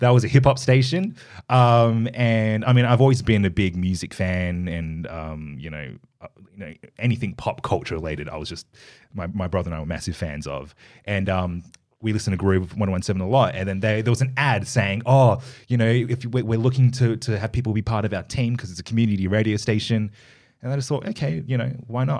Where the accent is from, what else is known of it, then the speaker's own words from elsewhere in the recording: Perth, Western Australia, Australia; I was born here, in Perth. I was born in Subi